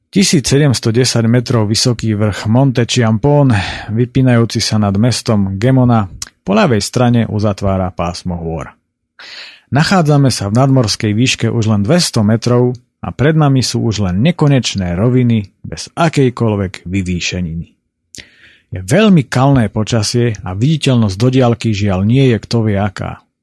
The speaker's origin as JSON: {"language": "Slovak", "region": "Spiš", "country": "Slovakia", "said": "u nás na Spiši"}